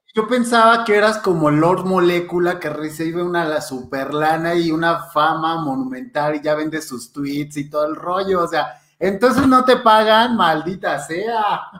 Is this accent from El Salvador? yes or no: no; Mexico; como mexicanos